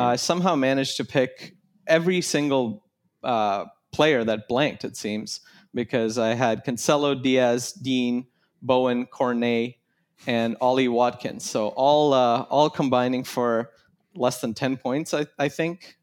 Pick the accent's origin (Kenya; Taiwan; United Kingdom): Kenya; I grew up in Kenya